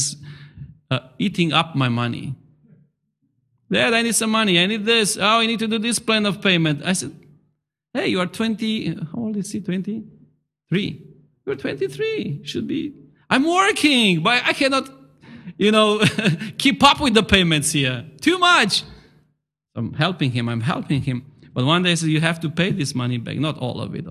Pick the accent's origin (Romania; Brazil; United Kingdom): Romania; moved away; I come from Romania